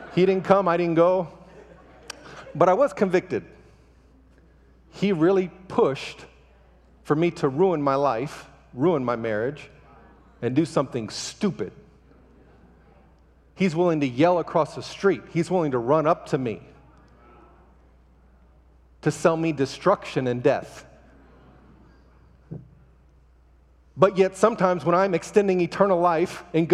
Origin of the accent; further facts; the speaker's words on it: United States; now in Ukraine; I am an American living in the Ukraine, married to a Russian